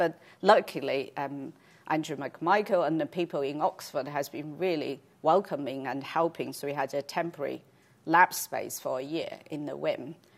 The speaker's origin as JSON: {"language": "English", "country": "China", "tie": "born or raised there", "moved": "yes", "said": "I grew up in China"}